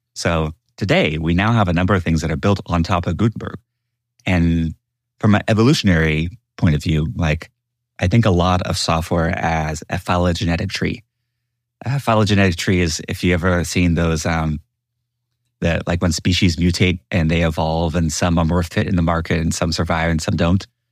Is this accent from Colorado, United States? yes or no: no; Houston, Texas, United States; I am a boy from Houston, Texas